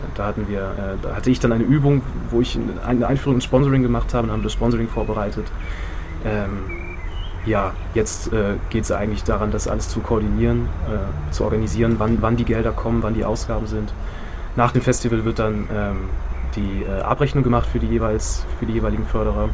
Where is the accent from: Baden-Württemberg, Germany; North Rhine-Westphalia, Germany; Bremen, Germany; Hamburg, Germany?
Bremen, Germany; ich bin 1986 in Bremen geboren